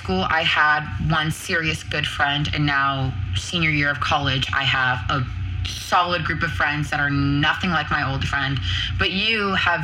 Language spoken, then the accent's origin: English; Boston, Massachusetts, United States; moved away as an adult; now in Arizona, United States; I'm from Boston, Massachusetts. I'm 20 minutes outside of Boston, 15 minutes away from New Hampshire